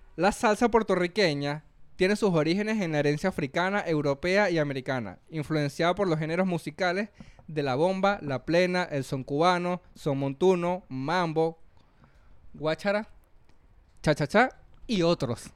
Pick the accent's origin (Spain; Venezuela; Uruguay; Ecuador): Venezuela; moved away as an adult; now in Peru; cuando salí de Venezuela